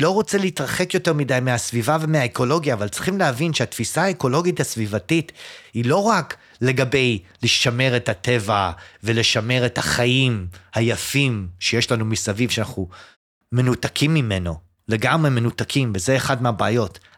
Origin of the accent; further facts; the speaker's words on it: Jerusalem, Jerusalem District, Israel; also born or lived in United States; לא, אני נולדתי בארצות הברית.